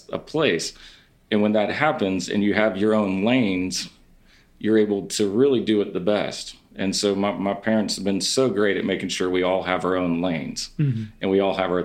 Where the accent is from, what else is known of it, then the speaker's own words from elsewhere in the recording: North Carolina, United States; they would ask, where are you from? And I would say, North Carolina